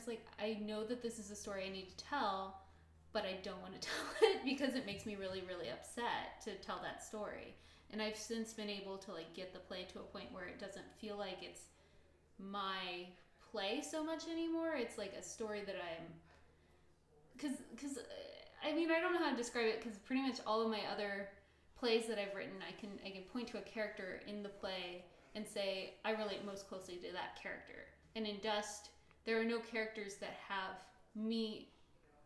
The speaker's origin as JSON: {"language": "English", "region": "California", "country": "United States", "moved": "as an adult", "lives_now": "Seattle, United States", "said": "my home state"}